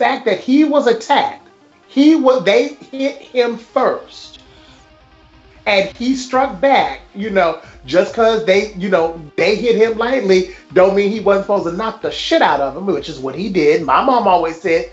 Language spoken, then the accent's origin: English; the South, United States; I, as someone who really identifies as a Southerner